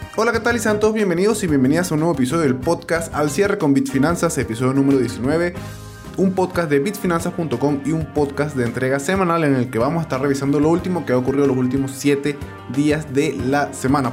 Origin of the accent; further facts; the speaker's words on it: Venezuela; now in Colombia; yo estoy en Colombia y tengo algunos documentos vencidos, en el caso porque soy venezolano